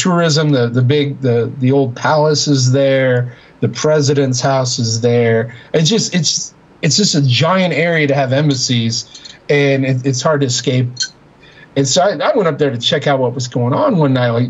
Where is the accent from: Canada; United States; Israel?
United States; I'm from the U.S.